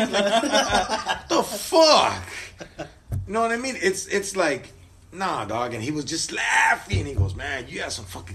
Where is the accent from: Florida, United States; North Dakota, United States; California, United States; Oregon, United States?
California, United States; Orange; also born or lived in Santa Ana, California; I'm from the city of Orange. I was born and raised there